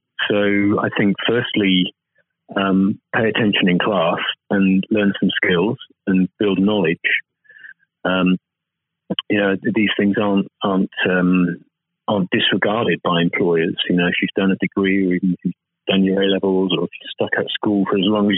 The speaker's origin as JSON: {"language": "English", "country": "United Kingdom", "said": "speaking as a Brit"}